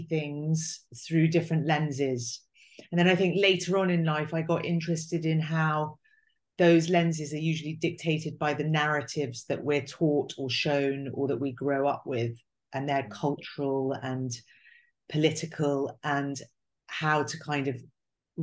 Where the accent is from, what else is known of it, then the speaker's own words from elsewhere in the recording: England, United Kingdom; I was English, I'd come from England